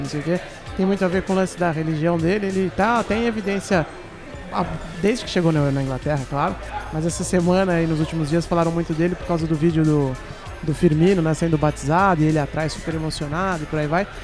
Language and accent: Portuguese; Santos, São Paulo, Brazil; eu sou de Santos